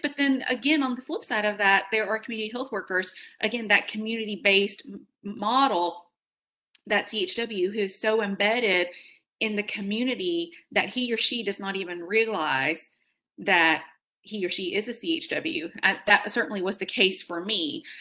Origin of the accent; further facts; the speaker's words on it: Fresno, California, United States; i was born in fresno california